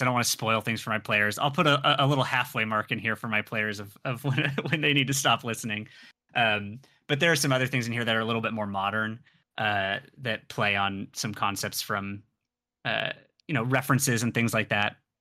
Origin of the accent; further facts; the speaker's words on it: San Diego, California, United States; I grew up in San Diego, so I'm familiar with Spanish.